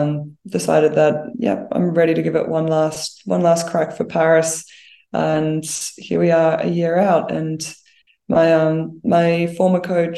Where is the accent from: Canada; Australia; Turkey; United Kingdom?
Australia; Brisbane, Queensland; moved away as an adult; now in Canberra, Australia; I'm from Brisbane originally